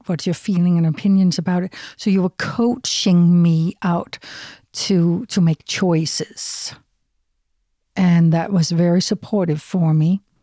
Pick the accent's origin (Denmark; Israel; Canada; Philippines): Denmark; moved away; I'm from Denmark, from Europe.